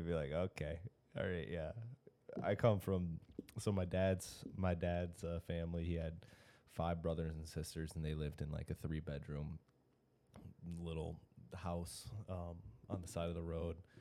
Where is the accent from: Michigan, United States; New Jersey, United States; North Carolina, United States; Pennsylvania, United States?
Michigan, United States; Grand Blanc; I'm from Grand Blanc. I'm from like right down the road